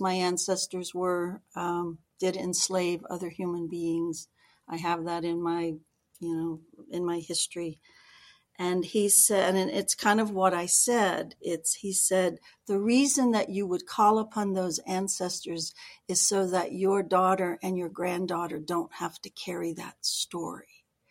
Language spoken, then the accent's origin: English; Georgia, United States; moved away; I was born in Georgia